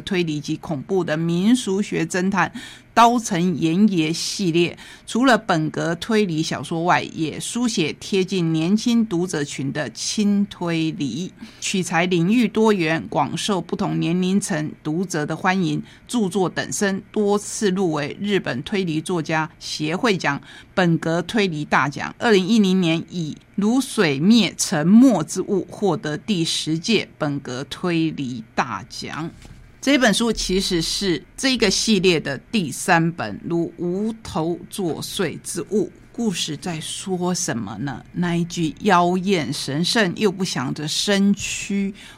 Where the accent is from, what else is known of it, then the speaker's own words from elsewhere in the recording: Taitung County, Taiwan; 我要让大家知道我们台东在哪里。